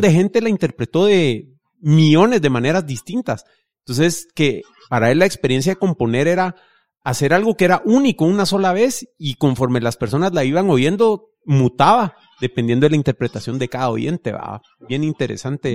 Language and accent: Spanish; Guatemala City, Guatemala Department, Guatemala; yo crecí en Vista Hermosa